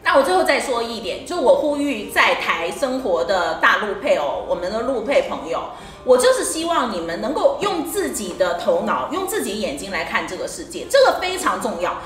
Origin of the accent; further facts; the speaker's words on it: China; moved away as an adult; now in Taiwan; 我是从大陆嫁过来到台湾，我是大陆人，我老公是台湾人的